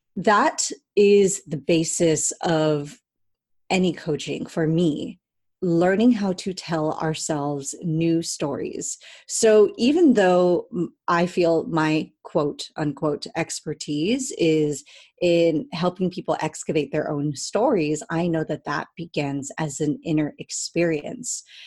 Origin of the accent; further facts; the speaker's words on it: Cerritos, California, United States; now in Long Beach, United States; I grew up in Cerritos, California